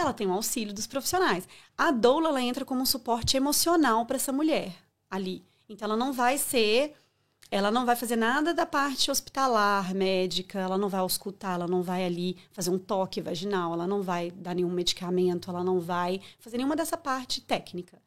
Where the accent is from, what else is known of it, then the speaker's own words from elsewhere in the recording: Viçosa, Minas Gerais, Brazil; moved away; also born or lived in São Paulo / Belo Horizonte; nasci em São Paulo, mas fui muito nova para Viçosa, então eu cresci em Minas